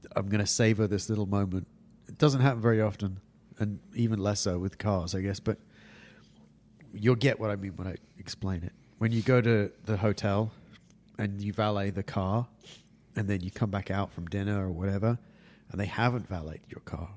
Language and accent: English; England, United Kingdom; now in California, United States; I'm English